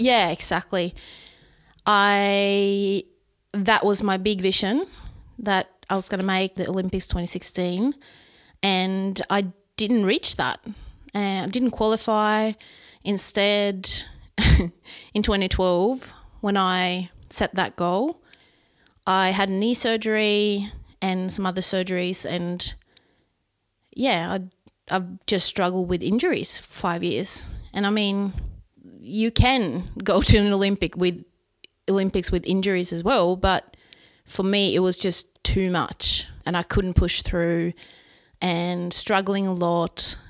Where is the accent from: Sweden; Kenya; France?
Sweden; English is a second language; here in my hometown where we're sitting right now